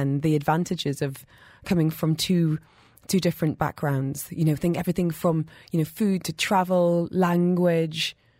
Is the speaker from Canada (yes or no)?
no; United Kingdom; now in United Arab Emirates; me coming from the UK